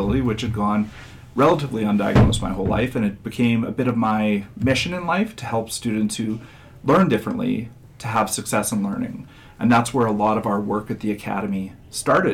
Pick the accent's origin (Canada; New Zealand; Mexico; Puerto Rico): Canada; Saskatchewan; I grew up in Saskatchewan